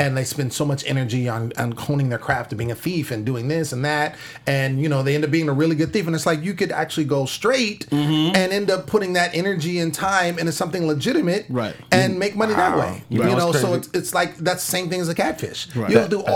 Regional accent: Sacramento, California, United States; now in Los Angeles, United States; born and raised in Sacramento, California

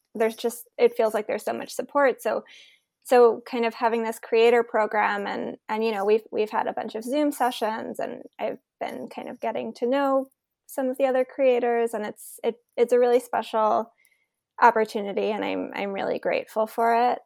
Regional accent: New York City, New York, United States; I grew up in New York City, so as a high school student, I experienced nine eleven

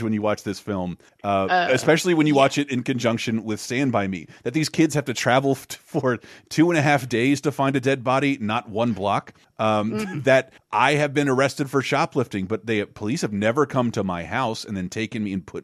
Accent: Florida, United States; It's growing up in Florida

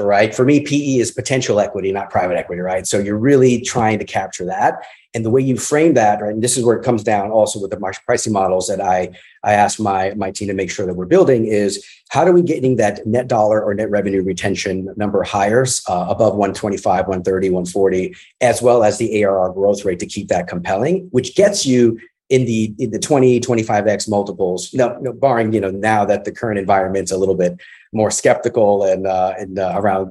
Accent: New York City, New York, United States; I grew up with hip hop in my early days growing up in the Bronx

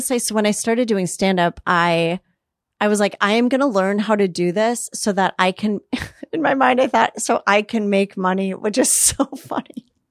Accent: Minneapolis, Minnesota, United States; moved away as an adult; also born or lived in New York; now in Los Angeles, United States; I grew up in Minneapolis.

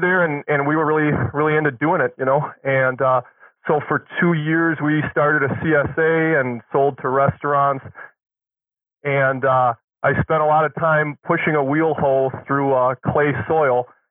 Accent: Milwaukee, Wisconsin, United States; I grew up in Milwaukee

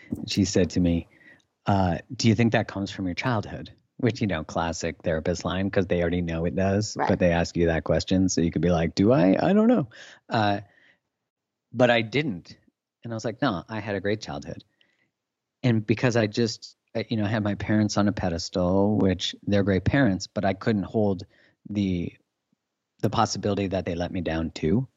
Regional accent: Canada; I'm Canadian

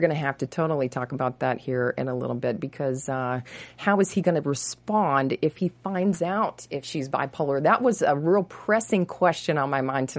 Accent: Texas, United States; now in Los Angeles, United States; I grew up in Texas

